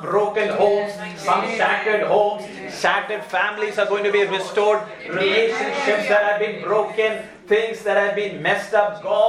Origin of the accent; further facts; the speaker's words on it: India; also born or lived in Kuwait; during the Gulf War, I was a little child, and I'm from India, and so we had to leave Kuwait to go back to our home country by flight.